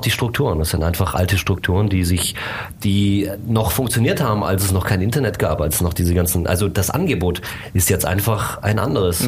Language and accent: German; Germany; also born or lived in Bucharest, Romania / United States; ich bin hier in Deutschland aufgewachsen, ich bin in Bukarest geboren, also ich habe auch, äh, rumänische Eltern